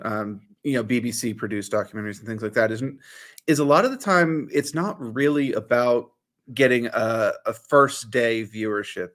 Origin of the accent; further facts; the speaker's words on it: United States; a lot of our generation growing up in the States